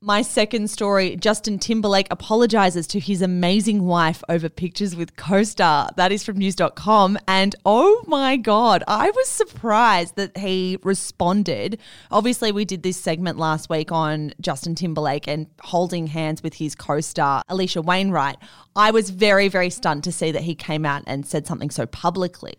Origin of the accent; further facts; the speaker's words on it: Melbourne, Victoria, Australia; I'm from Melbourne